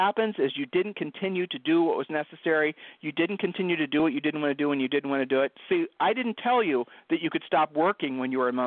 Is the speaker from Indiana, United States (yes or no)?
no; Ohio, United States; I'm from Ohio